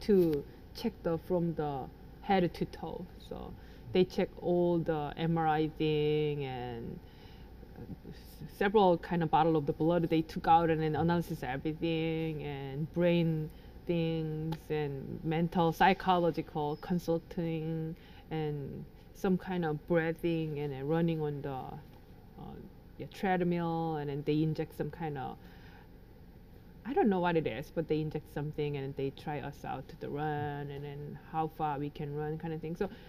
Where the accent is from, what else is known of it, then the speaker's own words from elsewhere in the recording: South Korea; I grew up in Korea